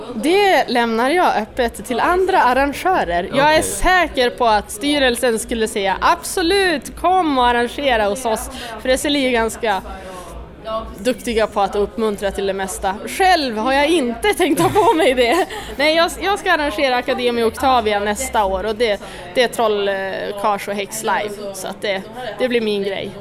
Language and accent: Swedish; Skellefteå, Västerbotten County, Sweden; jag är från Skellefteå